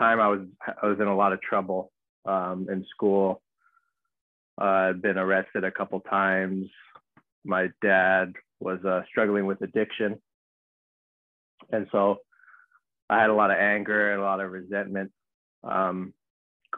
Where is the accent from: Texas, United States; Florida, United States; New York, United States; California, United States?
California, United States; Los Angeles; I grew up in Southern California, so in the Los Angeles area